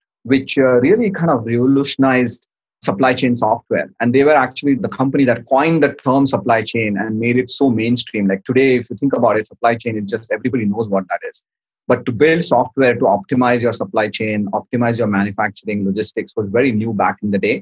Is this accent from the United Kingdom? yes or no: no; Mumbai, Maharashtra, India; moved away as an adult; now in United States; I came here to go to school from India. I'm originally from Bombay, grew up in Bombay during the 90s